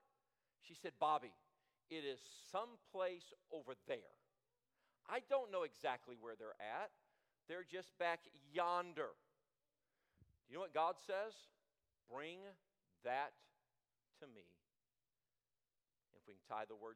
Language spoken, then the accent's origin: English; Michigan, United States; now in Longview, United States; We lived up north. I was born in Michigan